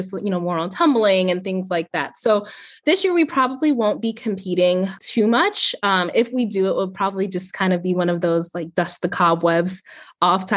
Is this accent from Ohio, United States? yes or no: yes; Ohio, United States; moved away as an adult; also born or lived in Virginia; now in Richmond, United States; So my husband and I moved to Virginia a couple years ago. And so I'm originally from Ohio